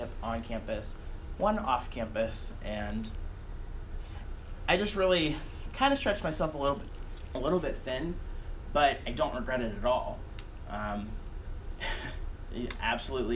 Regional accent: Struthers, Ohio, United States; I grew up in Struthers, Ohio.

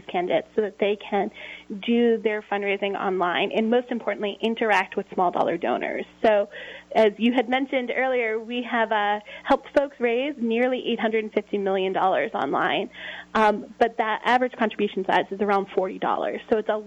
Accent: Revere, Massachusetts, United States; I come from Revere, Massachusetts

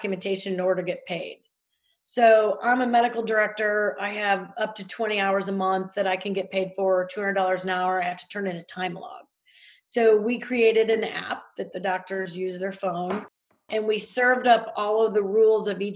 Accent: Missouri, United States; I'm from Missouri

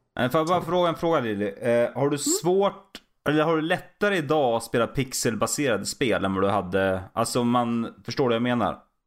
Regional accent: Valla, Södermanland, Sweden; also born or lived in Katrineholm; now in Vingåker, Sweden; Born and raised i Valla, Sörmland

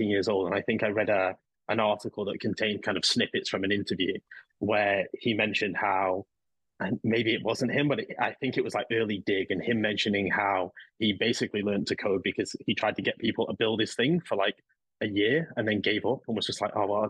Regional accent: Manchester, North West England, United Kingdom; now in London, United Kingdom; I grew up here in England. I'm originally from Manchester. So I live in London now

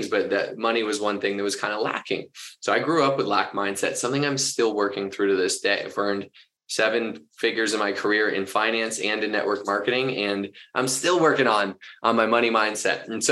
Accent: Boston, Massachusetts, United States; also born or lived in Orange County, California; now in Denver, United States; I grew up in Boston

